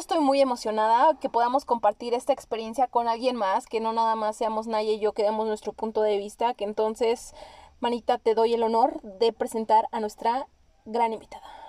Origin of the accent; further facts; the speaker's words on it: Mexico; Nosotros que somos mexicanas, eso no pasa aquí en México